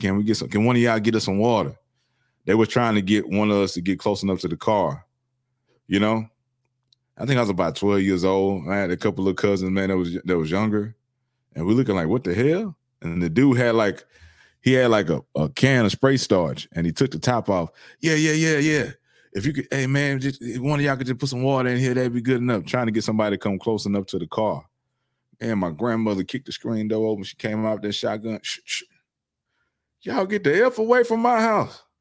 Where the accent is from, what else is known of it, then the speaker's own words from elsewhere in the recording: Houston, Texas, United States; When I was in high school, I grew up in Southeast Houston